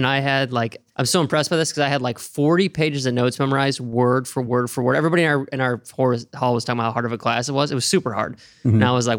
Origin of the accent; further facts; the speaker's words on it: Oregon, United States; moved away; I'm not from there. I'm from Oregon